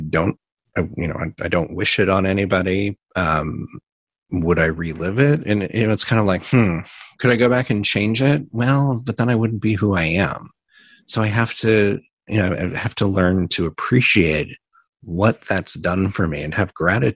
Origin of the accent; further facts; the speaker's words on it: Indiana, United States; also born or lived in New York; now in San Francisco, United States; I grew up in the Midwest in Indiana